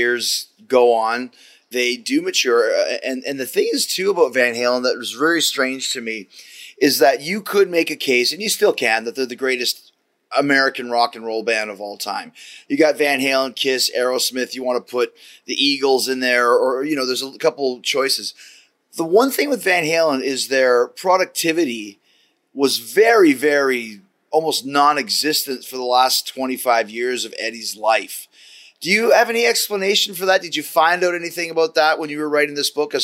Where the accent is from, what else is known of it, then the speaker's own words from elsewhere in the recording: Canada; I'm Canadian